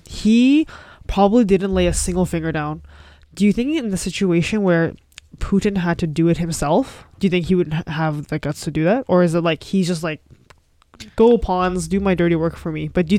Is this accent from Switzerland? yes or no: no; Canada; that's our right as a Canadian to have freedom.